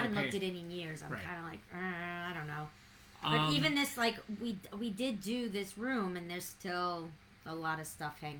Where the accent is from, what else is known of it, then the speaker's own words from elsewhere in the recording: New York City, New York, United States; now in New Rochelle, United States; when I was growing up in Brooklyn, we had a neighborhood, like, security, like, associate. Like, we had a neighborhood association